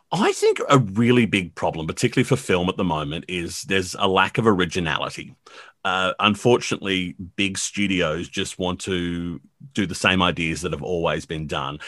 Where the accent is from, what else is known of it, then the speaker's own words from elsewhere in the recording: Blacktown, New South Wales, Australia; I grew up in Blacktown